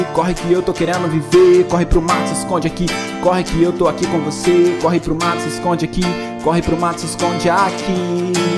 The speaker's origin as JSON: {"language": "Portuguese", "town": "Angra dos Reis", "region": "Rio de Janeiro", "country": "Brazil", "moved": "yes", "said": "em Angra dos Reis, que é a cidade de onde eu vim"}